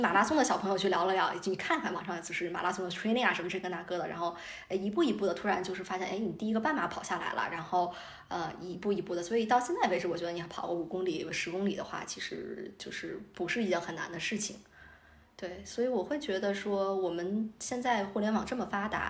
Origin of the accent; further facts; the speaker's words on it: China; 对于中国来讲，我们中国人自行车是我们基因里的东西